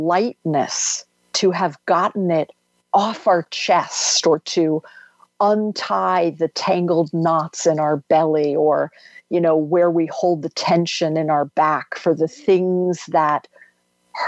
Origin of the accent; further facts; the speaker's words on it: D.C., District of Columbia, United States; houses along the river where I grew up outside of Washington, D.C.